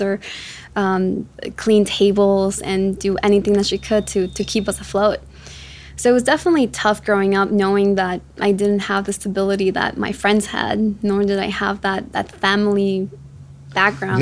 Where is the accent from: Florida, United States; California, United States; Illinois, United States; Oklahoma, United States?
Illinois, United States; Chicago; also born or lived in Quito, Ecuador; I was born in Ecuador, in Quito, and my mom uh, brought me out here to, to the US, to Chicago specifically, when I was seven years old. And growing, growing up in Chicago was tough